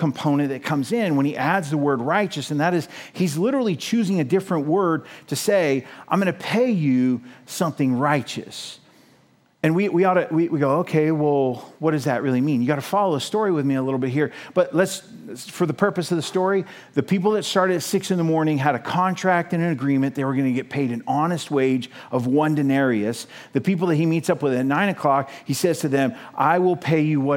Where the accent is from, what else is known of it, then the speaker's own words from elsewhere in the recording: United States; us as American Christians